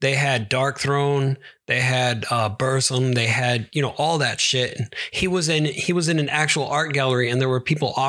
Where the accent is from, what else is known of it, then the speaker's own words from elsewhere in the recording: Sweden; I am not Norwegian. I am from Sweden.